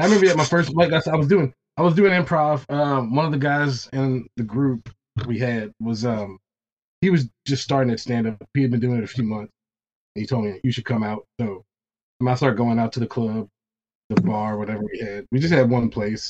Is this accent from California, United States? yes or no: no; Baton Rouge, Louisiana, United States; I'm from Baton Rouge, Louisiana